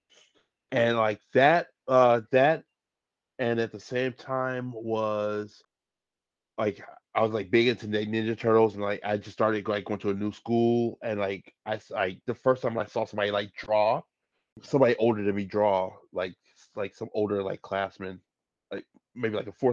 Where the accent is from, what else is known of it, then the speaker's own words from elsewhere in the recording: Chicago, Illinois, United States; I'm fresh from Chicago, born and raised